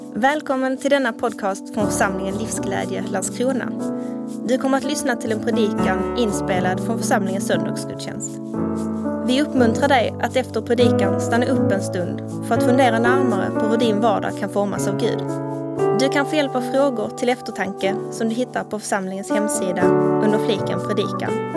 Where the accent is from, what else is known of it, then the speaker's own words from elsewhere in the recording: Iran; moved away as an adult; now in Sweden; Jag är född och uppväxt i Iran